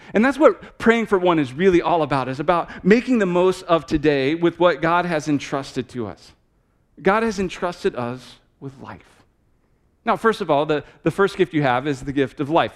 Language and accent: English; Texas, United States; moved away as an adult; now in Manchester, New Hampshire, United States; I'm from Texas